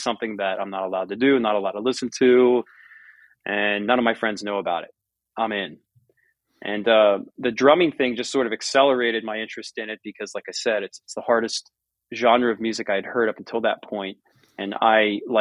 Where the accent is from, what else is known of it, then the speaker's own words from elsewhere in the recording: United States; my farm that I was born and raised on and now own half of with my brothers and my dad is surrounded by Amish farms